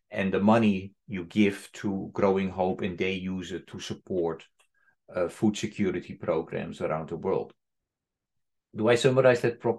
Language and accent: English; Netherlands; I'm from the Netherlands